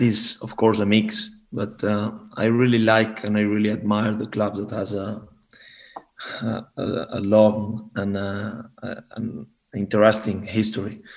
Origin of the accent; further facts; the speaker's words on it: Barcelona, Catalonia, Spain; moved away as an adult; now in Denmark; I'm from Barcelona